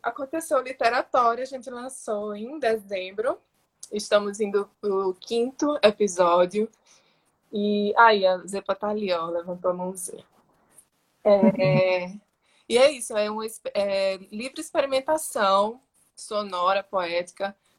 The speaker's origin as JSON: {"language": "Portuguese", "town": "Natal", "region": "Rio Grande do Norte", "country": "Brazil", "tie": "born or raised there", "moved": "as an adult", "lives_now": "São Paulo, Brazil", "said": "eu sou potiguar, esqueci de falar no começo, né? Eu sou, nasci no Rio Grande do Norte, em Natal, e moro aqui em São Paulo há 14 anos"}